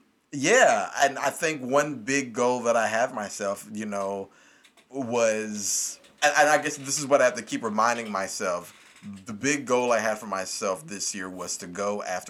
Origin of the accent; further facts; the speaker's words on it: Kentucky, United States; Because, I mean, technically, I still say I'm from Kentucky, but I've lived literally all over the country.